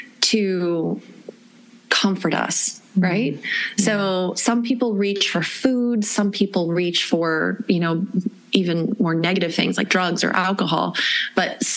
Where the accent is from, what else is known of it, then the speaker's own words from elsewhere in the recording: Florida, United States; I grew up in Florida